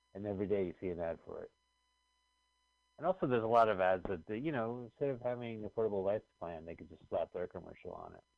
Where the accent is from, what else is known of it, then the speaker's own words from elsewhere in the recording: New Jersey, United States; we grew up in New Jersey